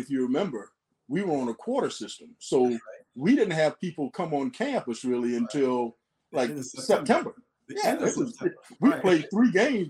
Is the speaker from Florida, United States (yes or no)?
yes; Gainesville, Florida, United States; I'm from Gainesville, as you said, and born and raised.